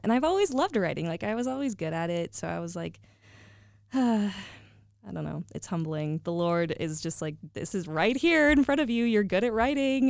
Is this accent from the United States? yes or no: yes; Northern California, United States; moved away; I hail from NorCal